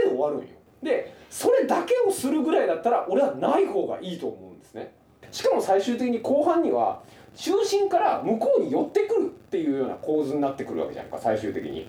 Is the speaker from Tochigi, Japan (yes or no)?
no; Saga, Japan; 僕、佐賀県出身で。